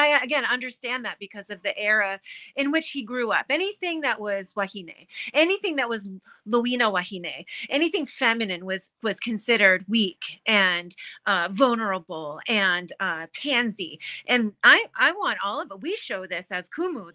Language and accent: English; United States; I was born on the mainland because my father left the Aina and married a Scandinavian